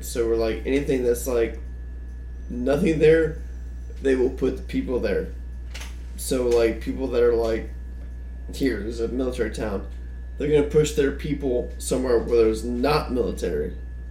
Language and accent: English; Valdosta, Georgia, United States; also born or lived in Florida; When I lived in Florida, I used to tell people, like, yeah, I'm from Valdosta.